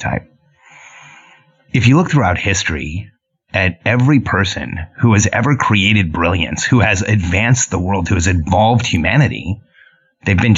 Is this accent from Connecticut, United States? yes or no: no; Southern California, United States; English is a second language; also born or lived in Mexico City, Mexico; I grew up in Mexico City and then Southern California